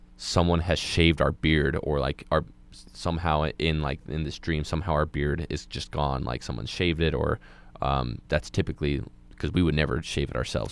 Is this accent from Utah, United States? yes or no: yes; Moab, Utah, United States; moved away as an adult; I'm from a, a small community like Moab, um, and, like, I come from, like, a religious part of that community, a lot of the people there who, like, watched you grow up